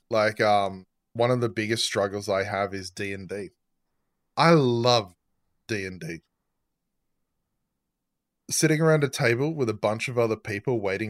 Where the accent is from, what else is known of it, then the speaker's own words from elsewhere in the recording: Australia; I'm Australian.